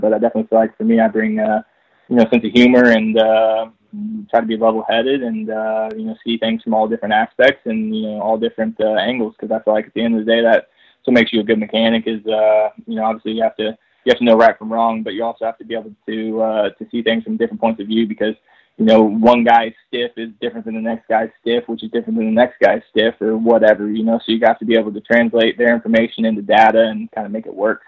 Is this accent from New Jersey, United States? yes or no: no; Texas, United States; moved away; I'm originally from Texas